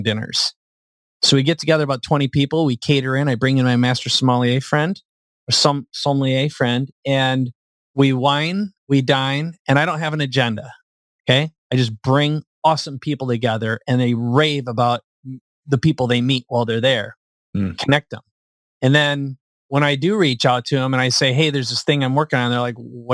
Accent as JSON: {"language": "English", "region": "Minnesota", "country": "United States", "moved": "yes", "lives_now": "San Diego, United States", "said": "I live in San Diego. I like where I live. I'm from Minnesota"}